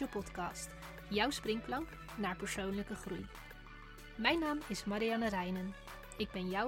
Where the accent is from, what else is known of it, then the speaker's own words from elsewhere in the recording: Netherlands; born there; Ik ben in 1987 geboren in Nederland.